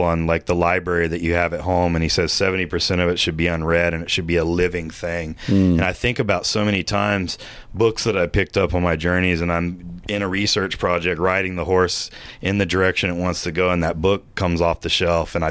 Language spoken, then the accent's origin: English; Austin, Texas, United States; I grew up in Austin, the mold capital of the United States